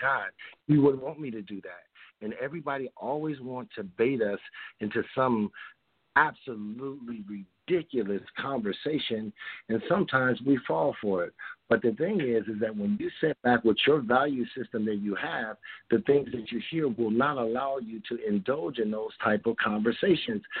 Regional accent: Chicago, Illinois, United States; now in California, United States; I grew up in Chicago and I moved out here to California.

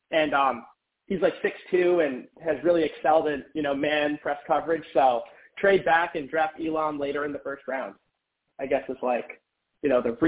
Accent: Boston, Massachusetts, United States; Listen, guys, I'm from Boston. I need some yelling.

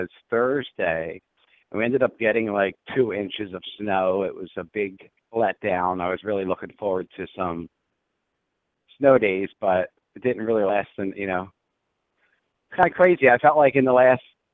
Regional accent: Philadelphia, Pennsylvania, United States; growing up in Philly

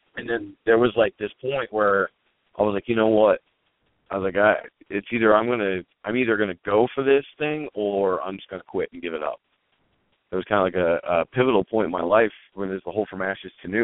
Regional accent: Elizabethtown, Pennsylvania, United States; I grew up in a small town called Elizabethtown, which is uh, about 15 minutes outside of Lancaster

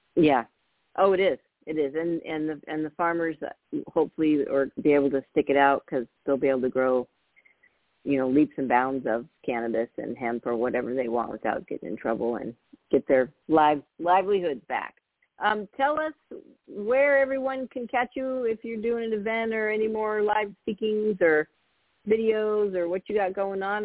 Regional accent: Napa, California, United States; I grew up in Northern California when it wasn't as busy as it is now, um, but we we um, we moved from open to Napa

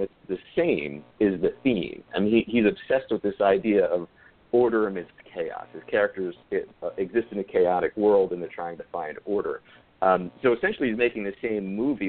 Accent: Yonkers, New York, United States; Yonkers, New York, where I'm from. It's my hometown.

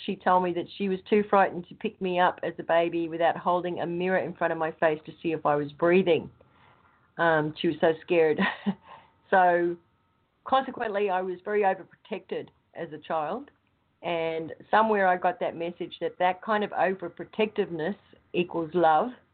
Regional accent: Australia; moved away as an adult; now in United States; I'm Australian, obviously, um, with American citizenship. I came over here because I met somebody and I married them

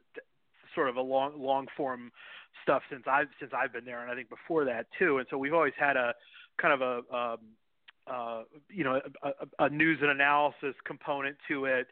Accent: Cleveland, Ohio, United States; my hometown team, the Cleveland Browns

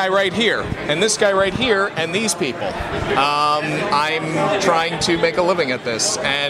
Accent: Massapequa, New York, United States; also born or lived in Rockville Centre, New York; Massapequa, raised. I was born in Rockville Center, Mercy Hospital, but I've been a Long Islander my entire life

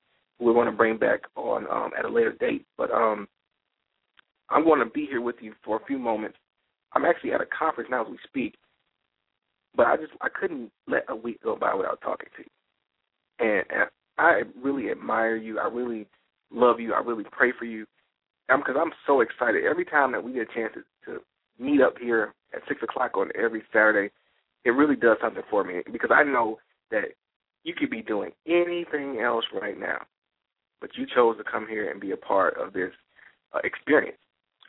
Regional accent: Detroit, Michigan, United States; now in Atlanta, United States; A lot of you people already know that in 06, I moved to Atlanta from Detroit, Michigan.

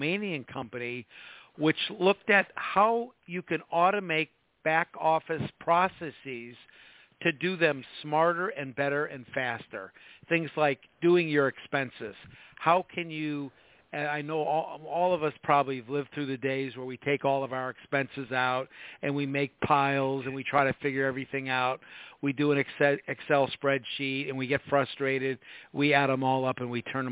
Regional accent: Midwest, United States; moved away; I come from the Midwest originally

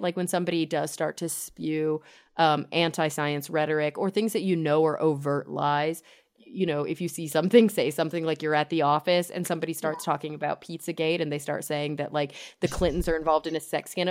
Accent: Texas, United States; I grew up in in Texas in the suburbs

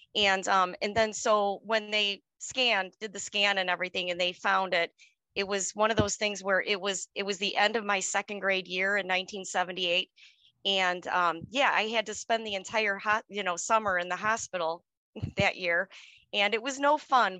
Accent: Chicago, Illinois, United States; now in suburb of Chicago, United States; I was born and raised on the city, on the Chicago south side

